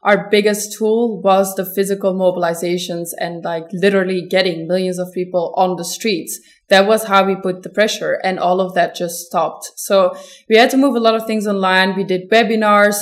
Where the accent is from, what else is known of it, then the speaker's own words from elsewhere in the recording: Belgium; I am from Belgium.